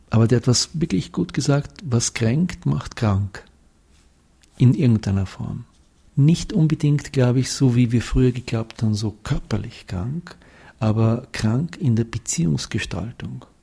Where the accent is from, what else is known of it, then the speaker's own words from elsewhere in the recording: Austria; now in Switzerland; ich bin Österreicher und 20 Jahre in der Schweiz.